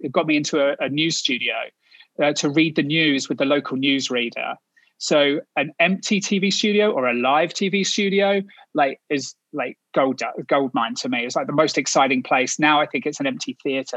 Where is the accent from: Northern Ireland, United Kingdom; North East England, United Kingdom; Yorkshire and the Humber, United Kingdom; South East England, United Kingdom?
South East England, United Kingdom; Kent; moved away as an adult; now in United States; So I'm from Kent, which is the largest county, but obviously it's England, so it's still pretty small. Southeast of London, about an hour outside of London.